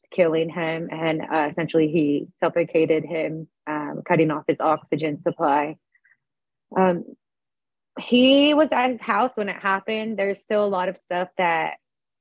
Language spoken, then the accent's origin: English; California, United States; I'm from California